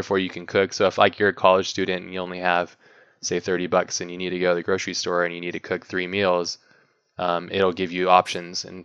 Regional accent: Hawaii, United States; when I was growing up, I grew up in Hawaii

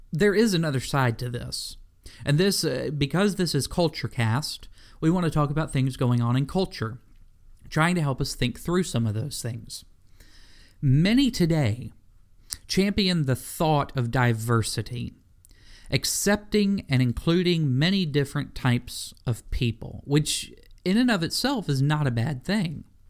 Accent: Memphis, Tennessee, United States; I was born in Memphis, Tennessee

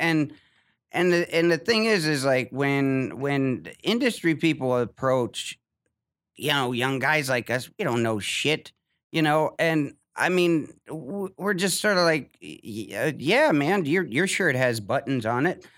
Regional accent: Ohio, United States; moved away as an adult; I'm from Ohio.

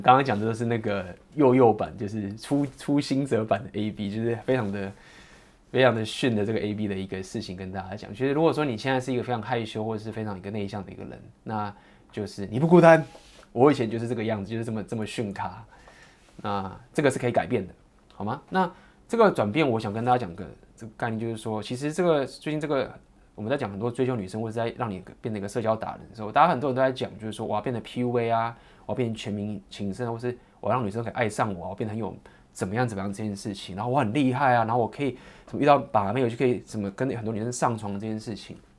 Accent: Taiwan; 我来自台湾

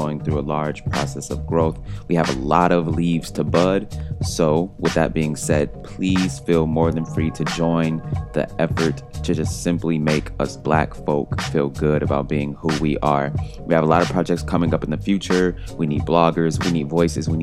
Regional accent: Detroit, Michigan, United States; my hometown, Detroit, Michigan. And it's not simply because this place is my hometown and I have deep emotional connections to this city

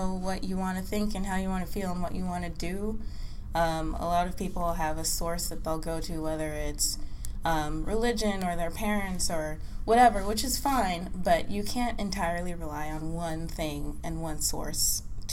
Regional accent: New York, United States; also born or lived in Los Angeles; now in San Diego, United States; I live in San Diego. I'm originally from New York, and I'm a transplant to San Diego, and now I say I'm from LA because I've been there for the past few years

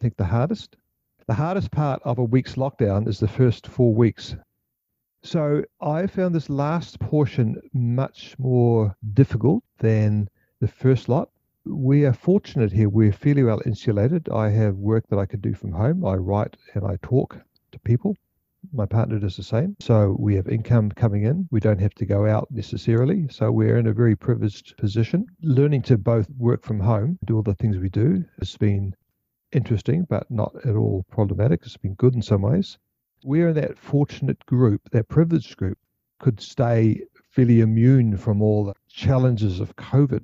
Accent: New Zealand; now in Melbourne, Australia; Born and raised in Aotearoa, New Zealand.

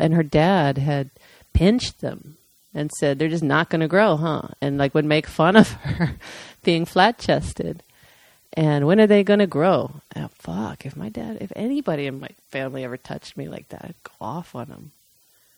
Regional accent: Dayton, Ohio, United States; …, they're from my hometown

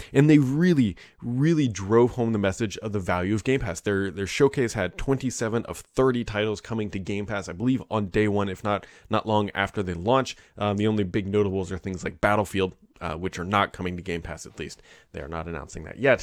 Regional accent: Cincinnati, Ohio, United States; I'm from Cincinnati

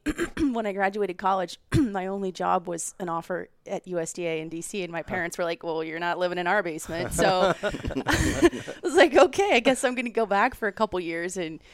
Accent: Montana, United States; So I spend a lot of time still in my home state of Montana getting outside as much as I can

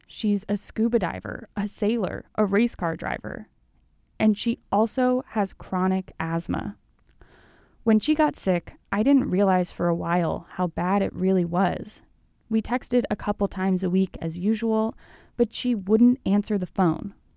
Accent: Colorado, United States; now in Salt Lake City, United States; I'm from Colorado

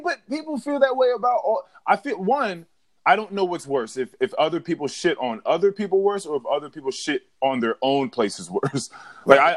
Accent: Manassas, Virginia, United States; I was from Manassas.

